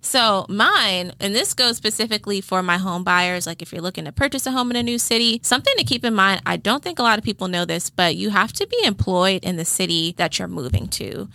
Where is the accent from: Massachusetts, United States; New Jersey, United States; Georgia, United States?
Georgia, United States; South Fulton; I grew up in South Fulton